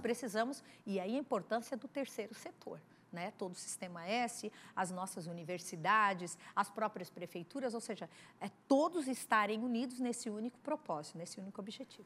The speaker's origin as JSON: {"language": "Portuguese", "region": "South Region", "country": "Brazil", "said": "eu, enquanto deputada federal, mulher que sou do Sul"}